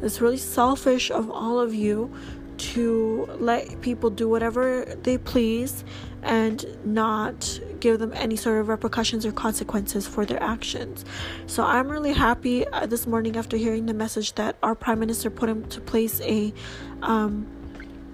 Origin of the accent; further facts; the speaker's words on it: Canada; I'm Canadian